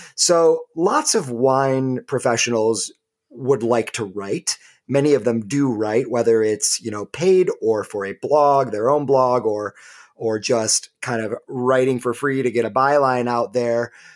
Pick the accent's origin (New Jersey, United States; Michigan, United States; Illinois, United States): Michigan, United States; the great state of Michigan, which is, of course, my home state